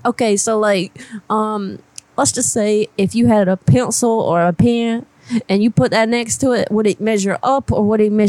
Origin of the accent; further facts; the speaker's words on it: Louisiana, United States; born there; So I was born in Louisiana, but I've just been traveling around a lot trying to figure out exactly where I want to be